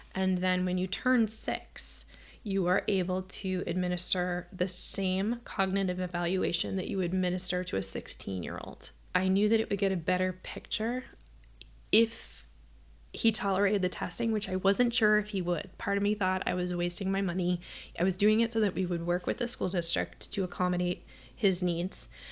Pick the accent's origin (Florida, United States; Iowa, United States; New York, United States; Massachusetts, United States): Massachusetts, United States; I grew up in Massachusetts